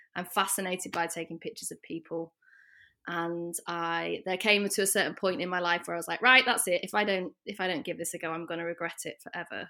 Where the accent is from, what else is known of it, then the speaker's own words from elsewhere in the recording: the north of England, United Kingdom; accent: British; also born or lived in London; now in Rotterdam, Netherlands; As you might be able to tell from my accent, I am British. I'm from the north of England originally and came over to Rotterdam one year ago, more or less exactly, uh, from London.